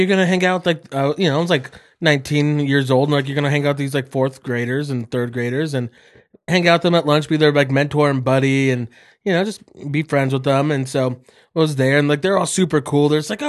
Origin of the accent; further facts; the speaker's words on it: Caldwell, United States; I grew up in Caldwell.